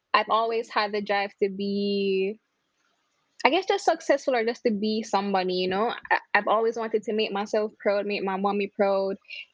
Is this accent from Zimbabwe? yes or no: no; Mandeville, Manchester, Jamaica; moved away; also born or lived in Kingston, Jamaica; I'm from Mandeville, Manchester. That's a country in Jamaica. And then I moved to Kingston, which is the city.